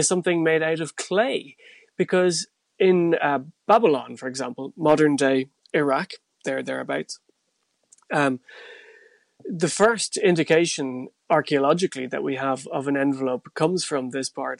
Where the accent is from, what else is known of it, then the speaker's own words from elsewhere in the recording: North Tipperary, Ireland; When I grew up in North Tipperary